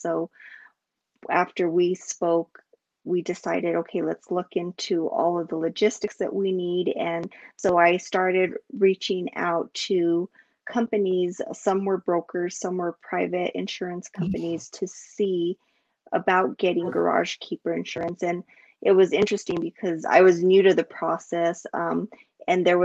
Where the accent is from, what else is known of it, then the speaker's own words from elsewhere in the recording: Albuquerque, New Mexico, United States; I am from Albuquerque, New Mexico.